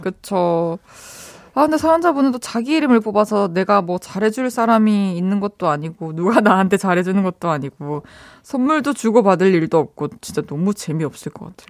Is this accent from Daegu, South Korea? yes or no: yes; Daegu, South Korea; moved away; 저의 고향 대구.